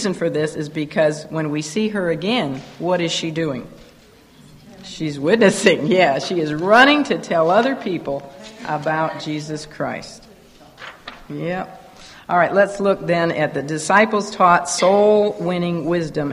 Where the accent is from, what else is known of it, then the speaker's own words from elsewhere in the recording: United States; growing up in America